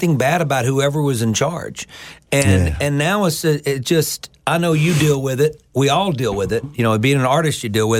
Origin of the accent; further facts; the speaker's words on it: the Mississippi Delta, United States; growing up in the Delta, I was around such diversity.